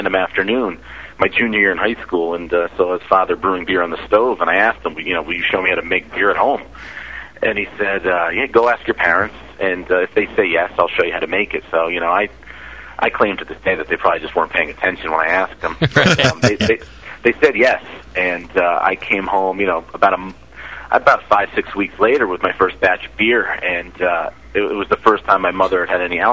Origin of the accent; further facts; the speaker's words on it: South Salem, New York, United States; also born or lived in Davis, California; I grew up about a half an hour from where I'm sitting right now in South Salem, New York, on Captain Lawrence Drive.